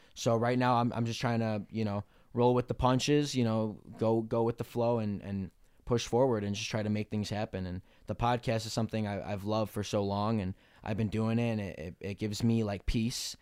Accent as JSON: {"language": "English", "town": "Melrose Park", "region": "Illinois", "country": "United States", "tie": "born or raised there", "said": "I grew up in Melrose Park, Illinois"}